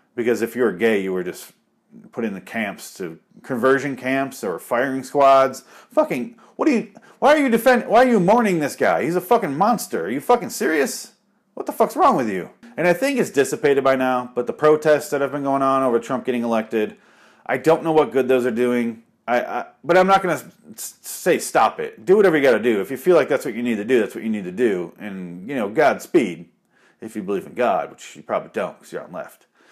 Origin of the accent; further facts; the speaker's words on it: Michigan, United States; now in Arizona, United States; I'm from Michigan